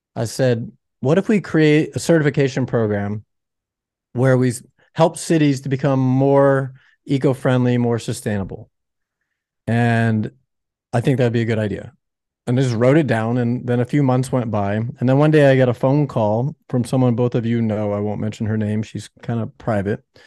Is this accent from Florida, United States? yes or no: yes; Florida, United States; also born or lived in Chicago, Illinois; now in Laguna Beach, United States; I was born in the Midwest in Chicago, uh, no ocean there. And then I actually grew up in Florida